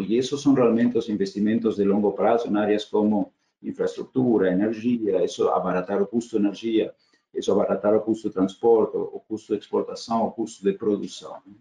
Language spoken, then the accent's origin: Portuguese; Argentina; Portuguese is a second language; moved away as an adult; also born or lived in Germany; now in Brazil; eu sou eu sou nascido argentina de cidadania alemã, assim, tenho dupla cidadania, família alemã